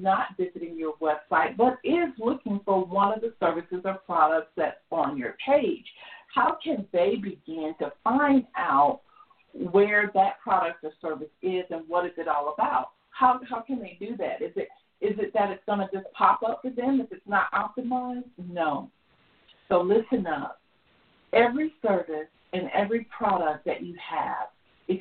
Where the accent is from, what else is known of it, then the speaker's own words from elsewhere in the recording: Georgia, United States; I'm from Georgia